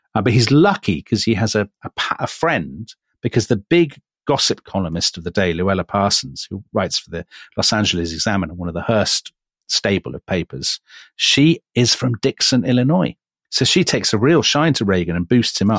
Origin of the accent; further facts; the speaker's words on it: United Kingdom; as a British observer